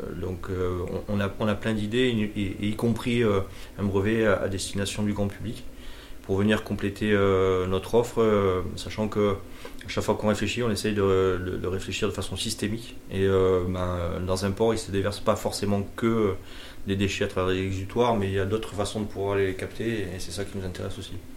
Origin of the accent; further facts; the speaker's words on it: Marseille, Provence-Alpes-Côte d'Azur, France; Je suis né à Marseille, j'ai grandi